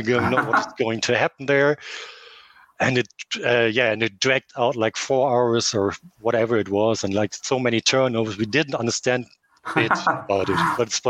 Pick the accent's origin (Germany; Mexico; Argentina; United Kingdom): Germany; English is a second language; now in Leverkusen, Germany; Okay, I'm original. I'm from Germany. I moved up and down in Germany from like the middle part to up in the north part back to here.